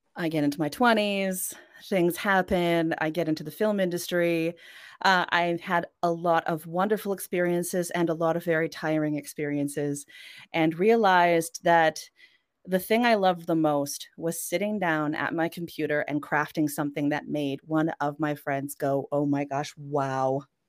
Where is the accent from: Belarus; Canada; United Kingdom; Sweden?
Canada; first language Norwegian; also born or lived in Norway; I spent the majority of my life in Canada